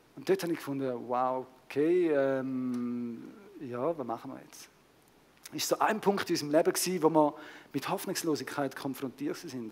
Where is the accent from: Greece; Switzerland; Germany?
Switzerland; unsere Schweizer Kultur